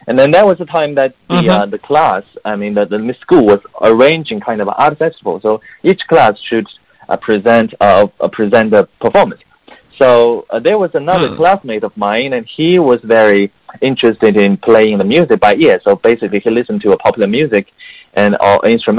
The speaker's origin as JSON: {"language": "English", "region": "Beijing", "country": "China", "tie": "born or raised there", "also_born_or_lived": "United Kingdom", "second_language": "English", "moved": "as an adult", "lives_now": "United States", "said": "I grew up in Beijing, China. So at the same time, mm-hmm. You know, English is not my native language"}